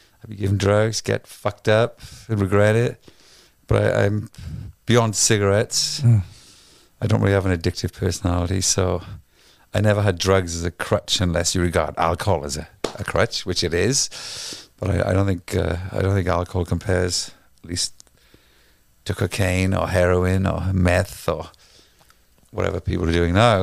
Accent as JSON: {"language": "English", "region": "Wales", "country": "United Kingdom", "moved": "as an adult", "lives_now": "United States", "said": "I'm Welsh, which I'm proud"}